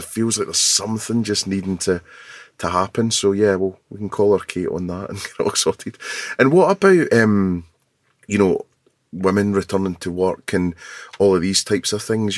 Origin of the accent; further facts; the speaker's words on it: Scotland, United Kingdom; being Scottish